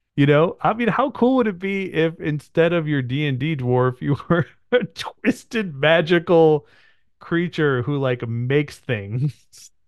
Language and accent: English; United States; I'm a mutt, like most white people in America, I'm a mutt.